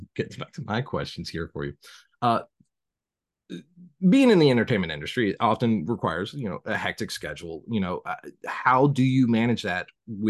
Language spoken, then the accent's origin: English; the South, United States; accent: southern; nobody takes a southern accent very seriously. And so I always just like learned to hide my accent.